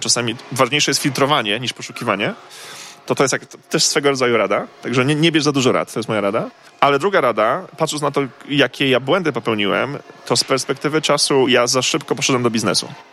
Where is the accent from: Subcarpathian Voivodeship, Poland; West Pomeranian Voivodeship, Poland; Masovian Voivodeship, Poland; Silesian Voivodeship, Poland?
West Pomeranian Voivodeship, Poland; Koszalin; moved away; also born or lived in Poznań; Ja pochodzę z Koszalina